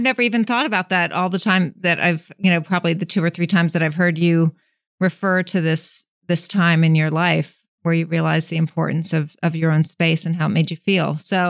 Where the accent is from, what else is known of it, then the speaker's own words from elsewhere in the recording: Philadelphia, Pennsylvania, United States; Philadelphia because that's my hometown.